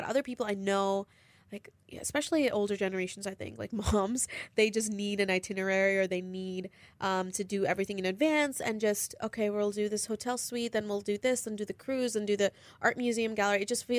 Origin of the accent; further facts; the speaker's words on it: India; born there; I was born in India, so I would go back every 3 years. But that's like, that's home, you know?